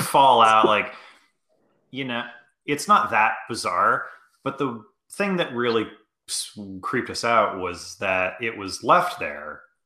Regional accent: Maine, United States; moved away; me and Greg grew up together. Uh, Greg, we're both from Maine originally

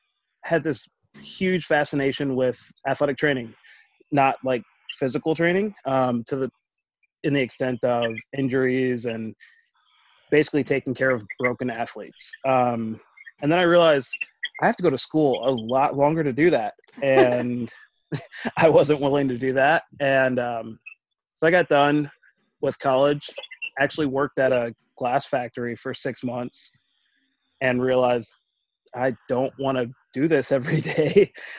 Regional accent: Georgia, United States; also born or lived in Kansas / Minnesota / Florida / Kentucky; I'm from Georgia. I was born in Kansas, lived in Minnesota, Florida, went to college in Kentucky.

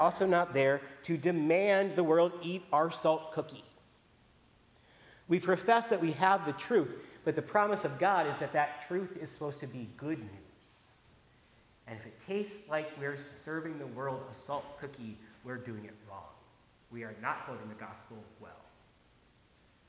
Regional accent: Iowa, United States; moved away; growing up in Iowa

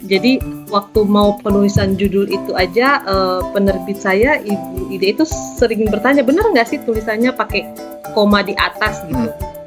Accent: Makassar, South Sulawesi, Indonesia; moved away as an adult; now in Belgium; Saya asli Makassar, Sulawesi Selatan

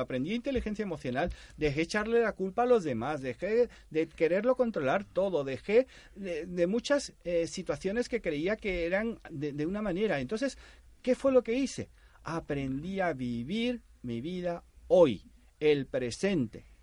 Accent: Panama; now in Spain; en Panamá, yo nací en Panamá, mi padre me decía, tú vas a cobrar la mitad que los demás

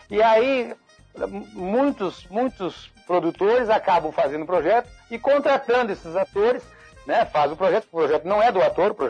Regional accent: Rio Grande do Sul, Brazil; nós viemos do Rio Grande do Sul, e aí é, chegamos no Rio de Janeiro, é, tentando fazer teatro

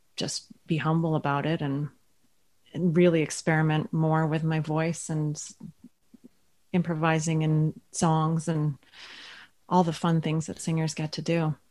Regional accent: Ottawa, Ontario, Canada; also born or lived in Toronto; now in Thunder Bay, Canada; I'm originally from Ottawa

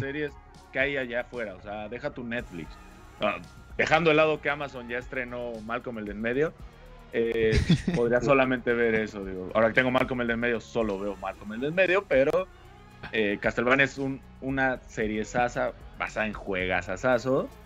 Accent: a small town in Oaxaca, Mexico; moved away; also born or lived in Veracruz; ahí nací, la verdad es que soy de un pueblito de Oaxaca, pero es más fácil explicar que soy de Veracruz

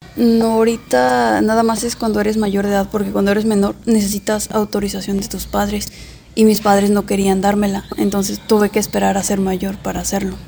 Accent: Poza Rica, Veracruz, Mexico; also born or lived in Venustiano Carranza, Puebla; mis padres eh, son de son de Veracruz y yo nací en Poza Rica

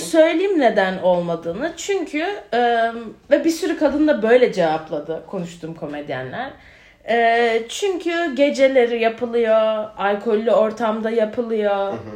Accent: Ankara, Turkey; moved away as an adult; also born or lived in Georgia, United States; ben de şimdi Bilkent'te büyüdüm.

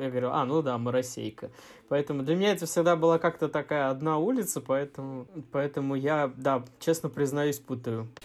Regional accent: Moscow, Russia; Я родился на Чистых прудах, э, жил рядом с Покровкой в Северчковом переулке

